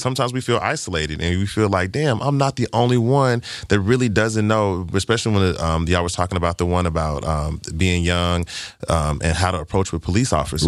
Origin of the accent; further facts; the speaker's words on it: Arkansas, United States; I'm from Arkansas. I'm a country